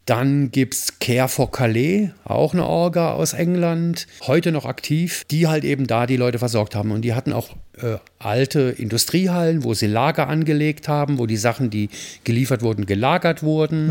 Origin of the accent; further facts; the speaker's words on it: Mayen, Rhineland-Palatinate, Germany; moved away; in Mayen, in meinem Heimatort